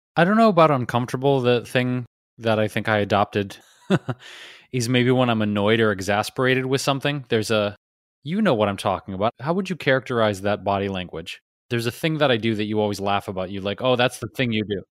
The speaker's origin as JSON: {"language": "English", "town": "Detroit", "region": "Michigan", "country": "United States", "said": "being where I'm from, Detroit"}